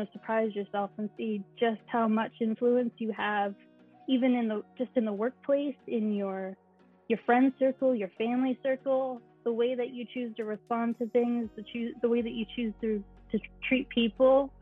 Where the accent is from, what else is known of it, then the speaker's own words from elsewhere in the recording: Hershey, Pennsylvania, United States; I grew up in Hershey, Pennsylvania, in a little country setting.